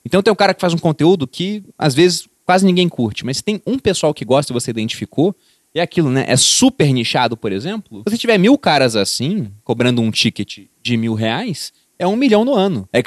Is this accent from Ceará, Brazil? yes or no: no; Rio de Janeiro, Brazil; porque eu vim do Rio de Janeiro e eu vi o que é né, ter Estado lá.